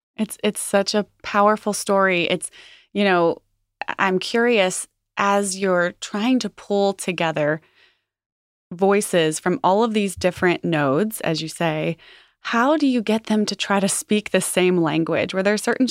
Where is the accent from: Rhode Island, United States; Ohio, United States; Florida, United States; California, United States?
Ohio, United States; Cincinnati; I grew up here in Cincinnati